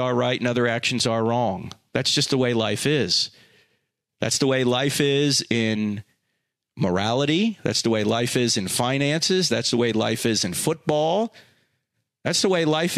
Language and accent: English; New Jersey, United States; I'm from New Jersey